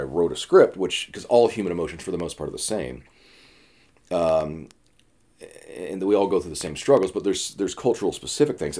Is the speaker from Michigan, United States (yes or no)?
no; Atlanta, Georgia, United States; now in New York, United States; I'm from Atlanta. I live in New York now